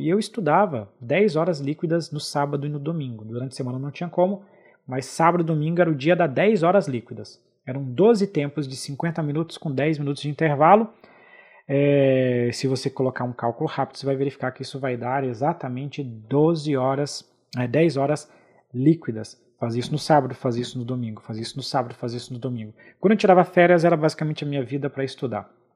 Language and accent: Portuguese; Brazil; eu pude viajar pela primeira vez para fora do Brasil em 2004